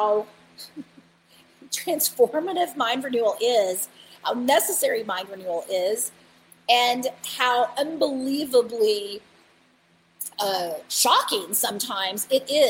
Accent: Bible Belt, Southern United States, United States; I grew up in the Bible Belt

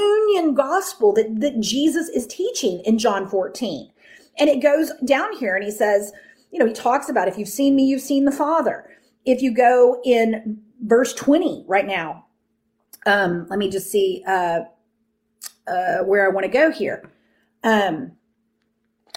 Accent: Texas, United States; I grew up in the Bible Belt, right? I grew up in Texas.

